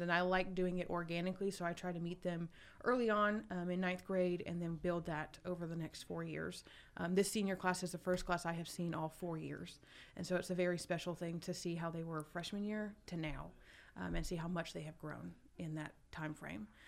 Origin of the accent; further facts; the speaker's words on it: Douglasville, Georgia, United States; I grew up in Douglasville, just one county over